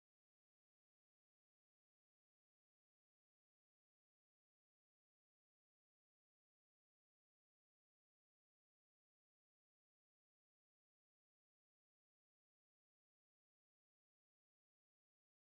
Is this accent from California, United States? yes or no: no; Michigan, United States; moved away; almost Canadian, being from Michigan